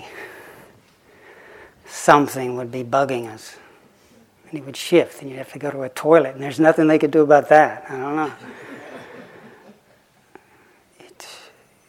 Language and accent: English; Lake Chickamauga, Tennessee, United States; when I was growing up on Lake Chickamauga